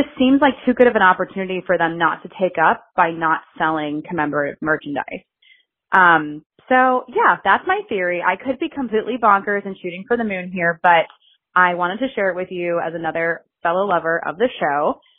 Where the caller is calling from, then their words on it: Florida, United States; Hey, Carly. … I'm from Central Florida.